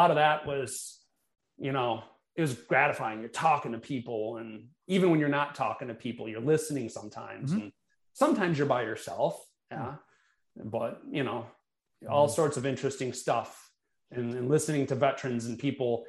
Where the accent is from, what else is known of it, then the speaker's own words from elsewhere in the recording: Milwaukee, Wisconsin, United States; I've lived in Milwaukee most of my life.